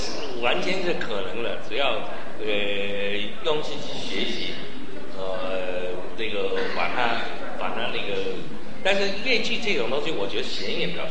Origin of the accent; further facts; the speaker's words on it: Shanghai, China; 那么其实我小时候在上海的时候也听过很多，呃，那个粤曲，我也很喜欢粤曲